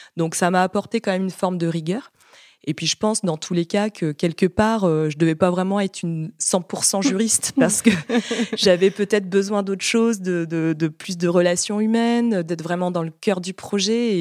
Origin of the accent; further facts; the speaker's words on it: Brittany, France; je suis bretonne